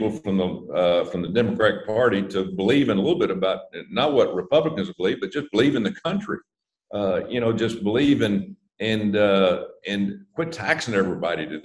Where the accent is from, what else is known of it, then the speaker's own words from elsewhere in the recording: Alabama, United States; I sit down with uh, uh, uh Shelby, uh, Senator Shelby from my home